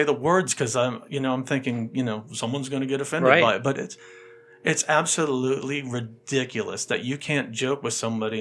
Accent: Southern California, United States; moved away; also born or lived in Jacksonville; I grew up in Southern California.

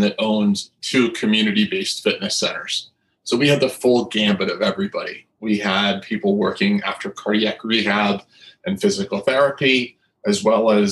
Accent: New Jersey, United States; I come from New Jersey

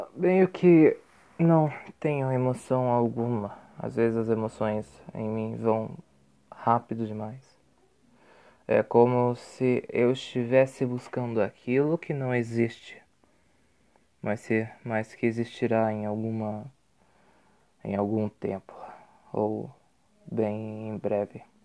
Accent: Curitiba, Paraná, Brazil; sou curitibano, sou brasileiro

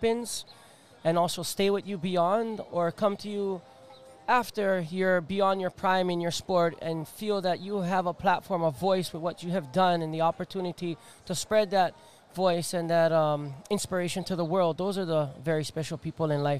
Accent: Hawaii, United States; I'm just a Hawaiian Jewish boy.

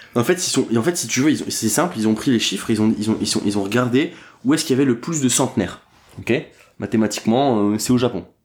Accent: Dunkirk, Hauts-de-France, France; now in Paris, France; Je viens de Dunkerque, j'y suis très rarement, je vais voir mes parents de temps en temps.

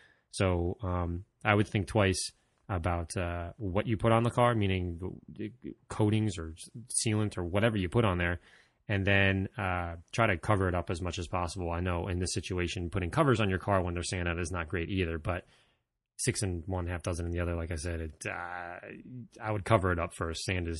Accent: Netherlands; first language Dutch; English is a second language; I am from the Netherlands and my original language is Dutch, not English.

